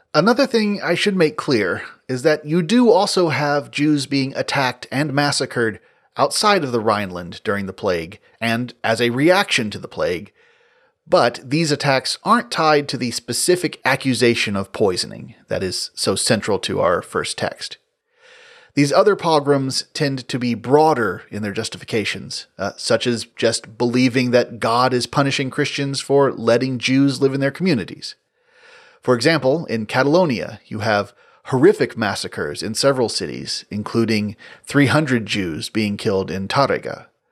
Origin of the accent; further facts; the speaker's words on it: West Tennessee, United States; growing up in West Tennessee